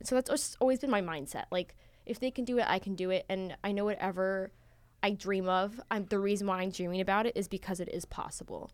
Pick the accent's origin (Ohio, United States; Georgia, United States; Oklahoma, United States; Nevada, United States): Nevada, United States; Las Vegas; moved away as an adult; I'm originally from Las Vegas, Nevada, which is really far